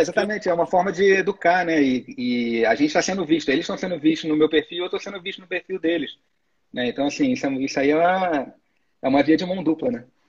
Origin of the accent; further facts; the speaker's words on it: Niterói, Rio de Janeiro, Brazil; eu sou de Niterói, né? Eu moro ah. do outro lado da poça do Rio